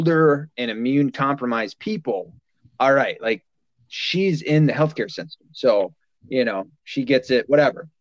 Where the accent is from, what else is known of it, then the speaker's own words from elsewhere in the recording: Michigan, United States; also born or lived in the South (US); I was born in the South, raised, lived the majority of my life in Michigan.